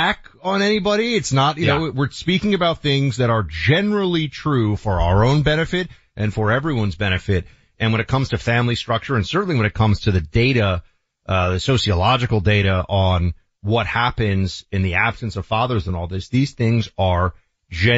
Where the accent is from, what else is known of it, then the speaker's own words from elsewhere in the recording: New York City, New York, United States; I grew up in New York City, late 80s into the 90s, Wall Street